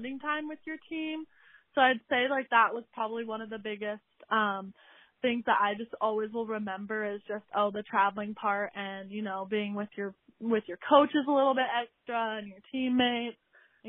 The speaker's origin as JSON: {"language": "English", "town": "Corvallis", "region": "Oregon", "country": "United States", "said": "I'm from Corvallis, Oregon. I played at Crescent Valley High School"}